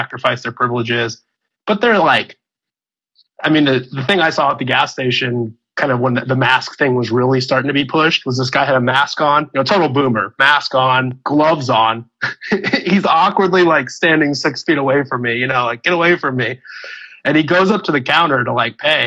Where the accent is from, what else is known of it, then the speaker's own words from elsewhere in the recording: Illinois, United States; moved away; also born or lived in California; I was originally from Illinois